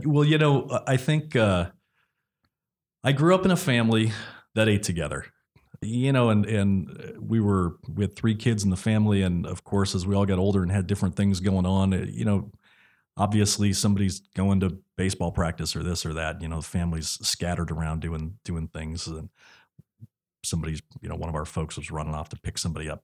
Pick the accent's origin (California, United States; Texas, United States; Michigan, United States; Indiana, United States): California, United States; San Leandro; I grew up in San Leandro